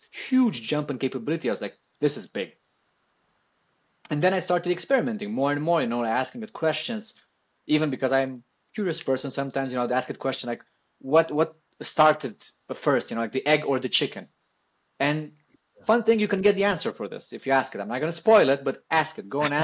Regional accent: Italy; I come from Italy

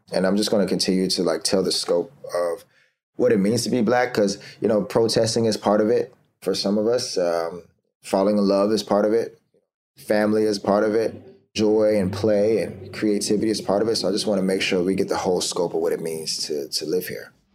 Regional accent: Florida, United States; now in New York City, United States; I'm, I'm from Florida originally, and I moved to New York City

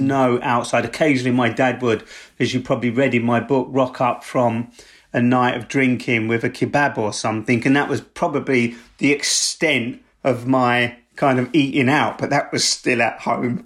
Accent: London, United Kingdom; I grew up in South East London

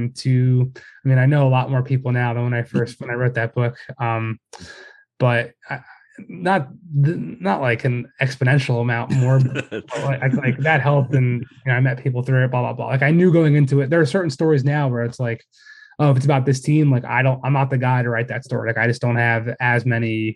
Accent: Philadelphia, Pennsylvania, United States; moved away as an adult; also born or lived in Boston; I'm from Philly originally.

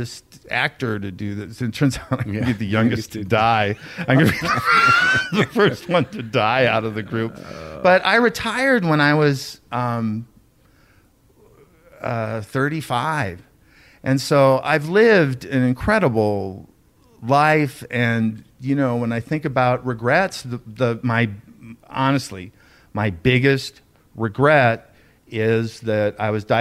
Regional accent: Beverly Hills, California, United States; I grew up in Beverly Hills

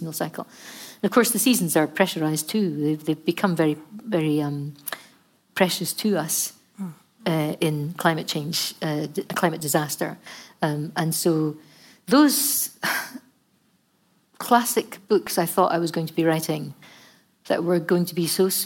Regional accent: Scotland, United Kingdom; we're Scottish

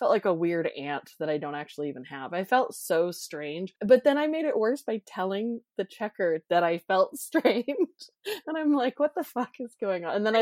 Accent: Los Angeles, California, United States; moved away as an adult; I'm from Los Angeles

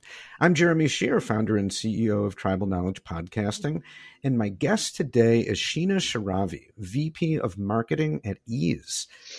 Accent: Detroit, Michigan, United States; now in Indiana, United States; I know that I live in Indiana, but I'm originally from the Detroit area.

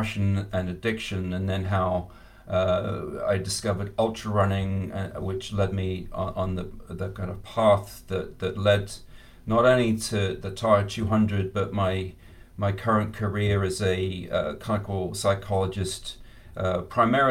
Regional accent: England, United Kingdom; I grew up in England

